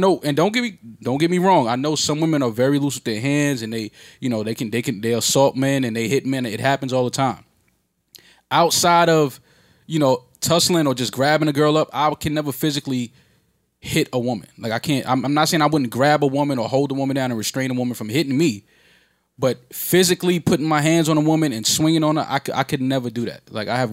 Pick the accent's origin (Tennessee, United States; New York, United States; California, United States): New York, United States; New York City; as a New Yorker